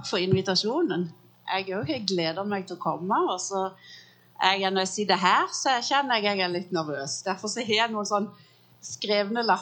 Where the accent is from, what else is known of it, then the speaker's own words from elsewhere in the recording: United States; born there; jeg er født i USA så der er fornavnet. Jeg er født av norske foreldre, så der er etternavnet.